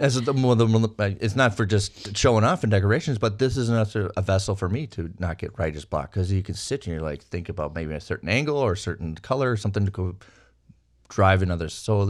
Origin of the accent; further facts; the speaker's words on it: Minnesota, United States; I'm a kid from Minnesota